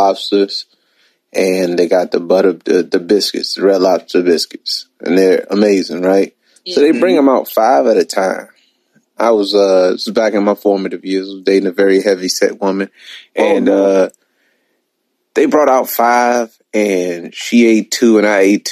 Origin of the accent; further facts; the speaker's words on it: United States; I'm American